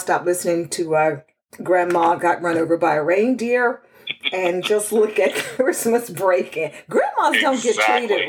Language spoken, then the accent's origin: English; Texas, United States; That's my hometown.